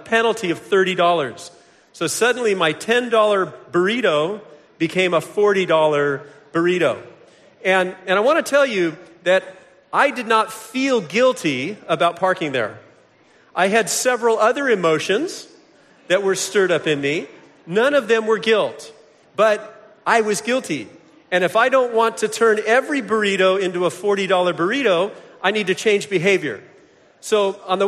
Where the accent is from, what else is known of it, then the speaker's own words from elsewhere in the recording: Vero Beach, Florida, United States; I hail from Vero Beach, Florida